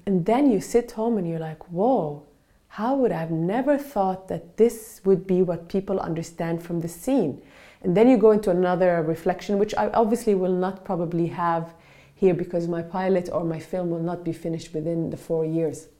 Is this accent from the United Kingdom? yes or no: no; Palestine; now in Norway; I'm actually Palestinian from Palestine originally